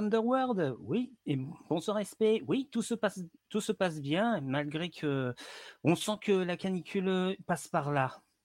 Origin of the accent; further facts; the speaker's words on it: Centre-Val de Loire, France; moved away; je suis origine du Loiret. Et je suis plus dans le Loiret depuis 2000 maintenant